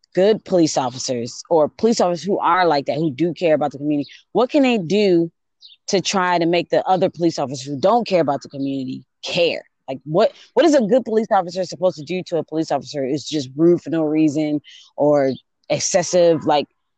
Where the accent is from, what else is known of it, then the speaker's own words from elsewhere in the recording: Buffalo, New York, United States; moved away; we're originally from Buffalo, New York